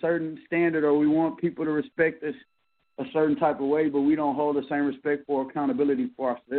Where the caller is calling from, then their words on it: Texas, United States; I'm calling from Texas.